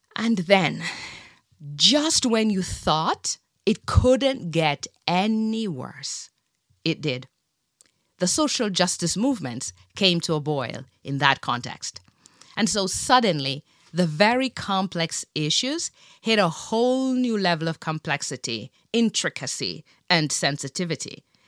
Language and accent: English; Jamaica; I grew up in Jamaica in the seventies